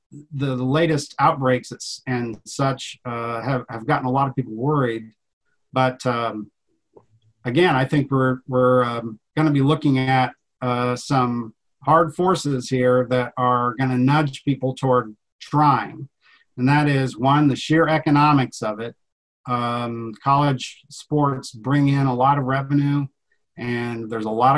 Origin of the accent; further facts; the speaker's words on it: Iowa, United States; I grew up here on the Iowa side. I live on the farm where I grew up